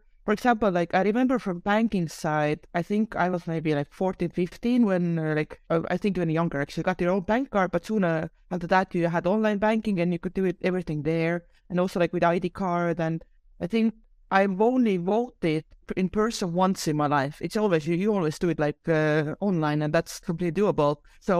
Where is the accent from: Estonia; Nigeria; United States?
Estonia; So yeah, I was born in 1986. So during that time, Estonia was actually still part of the Soviet Union.